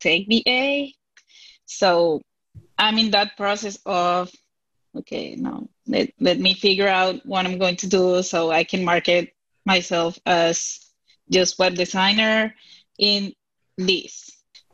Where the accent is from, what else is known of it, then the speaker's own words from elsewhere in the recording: Venezuela; English is a second language; now in United States; I'm from Venezuela